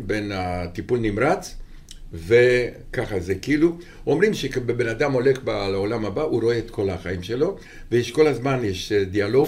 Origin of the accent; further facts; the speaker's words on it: Romania; Hebrew is a second language; moved away as an adult; now in Israel; אני בא מרומניה, הכל בוץ, והכל גשם, ואיכס